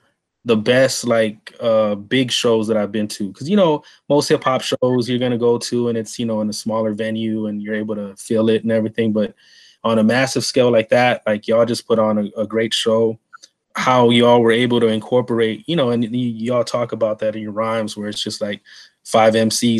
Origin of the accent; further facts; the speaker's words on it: San Antonio, Texas, United States; moved away; also born or lived in Coachella Valley, California; I grew up in Texas, San Antonio. I lived out in the Coachella Valley for about 7 years.